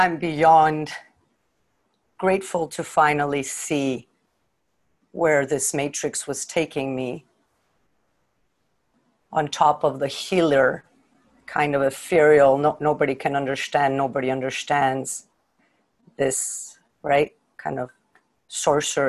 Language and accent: English; Mexico; I'm from Mexico